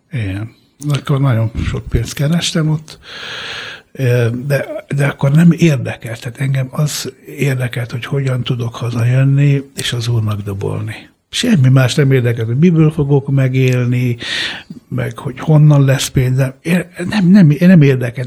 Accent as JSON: {"language": "Hungarian", "country": "Hungary", "tie": "born or raised there", "also_born_or_lived": "San Ferdinando di Puglia, Italy", "second_language": "Hungarian", "said": "ott éltünk eh, egészen öt éves koromig, amikor Magyarországra jöttünk."}